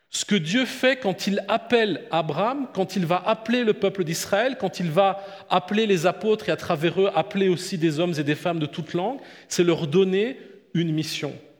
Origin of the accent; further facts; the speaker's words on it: France; now in Blonay, Switzerland; moi qui viens d'un pays très laïque comme la France